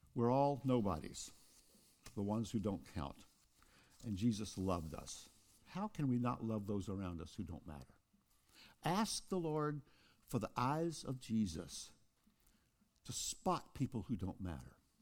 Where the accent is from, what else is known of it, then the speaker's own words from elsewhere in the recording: Kosciusko, Mississippi, United States; Oprah Winfrey and I were born in the same town of Kosciuszko, Mississippi